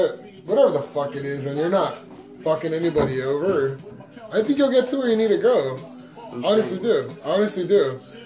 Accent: United States; I'm an American. I grew up an American

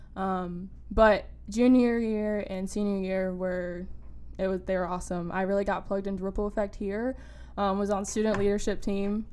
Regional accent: Wilmington, North Carolina, United States; I am a rising senior at UNCW and I am from Wilmington.

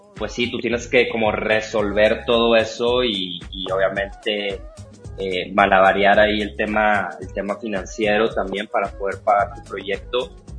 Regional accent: Monterrey, Nuevo León, Mexico; moved away as an adult; yo soy de Monterrey, pero llevo aquí ya este, como cuatro años

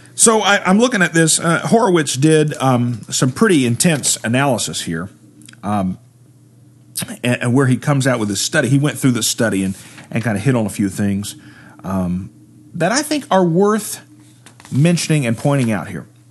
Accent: Appalachia, United States; I'm from the Appalachian region.

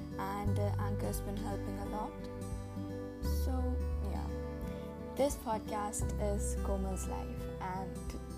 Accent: India; growing up as an Indian child and having a lot of boundaries and just not being independent. I'm just 13

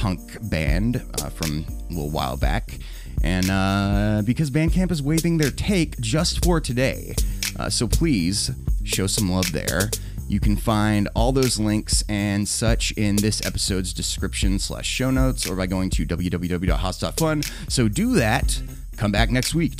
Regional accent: the Bible Belt, United States; growing up in the Bible Belt

